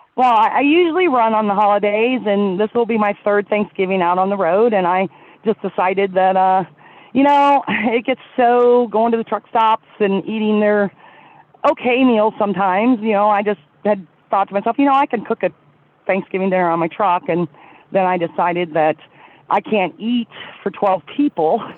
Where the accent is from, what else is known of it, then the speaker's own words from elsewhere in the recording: Columbus, Ohio, United States; now in Colorado Springs, United States; I grew up uh, just outside of Columbus, Ohio